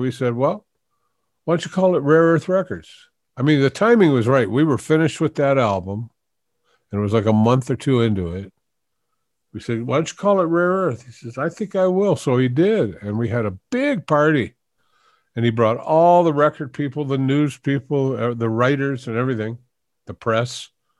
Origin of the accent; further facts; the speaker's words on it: Detroit, Michigan, United States; I grew up in Detroit.